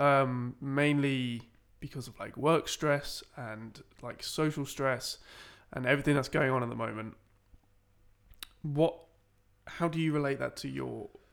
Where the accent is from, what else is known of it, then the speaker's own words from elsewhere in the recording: Medway, Kent, South East England, United Kingdom; a Kent lad myself